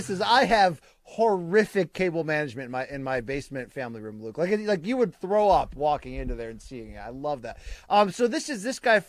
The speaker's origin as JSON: {"language": "English", "town": "Chennai", "region": "Tamil Nadu", "country": "India", "said": "I'm from Chennai, India. I felt it was about time that I represent"}